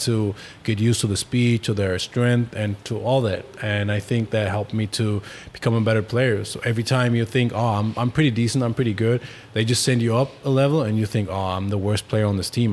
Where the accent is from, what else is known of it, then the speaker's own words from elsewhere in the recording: Berlin, Germany; English is a second language; moved away; I was born in Berlin, Germany